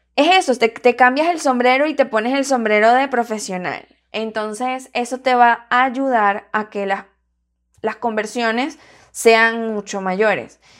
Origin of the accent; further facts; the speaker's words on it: Venezuela; yo soy venezolana